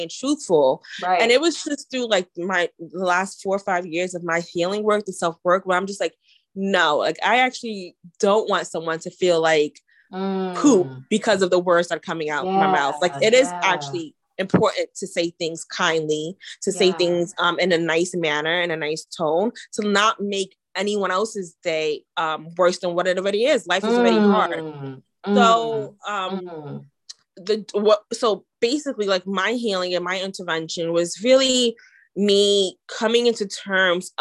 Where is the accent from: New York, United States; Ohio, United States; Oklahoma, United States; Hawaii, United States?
New York, United States; I'm from New York, so like curse words curse words are my second language